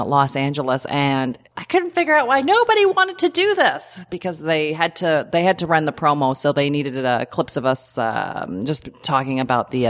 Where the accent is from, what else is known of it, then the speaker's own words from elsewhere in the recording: Canada; We're just Canadian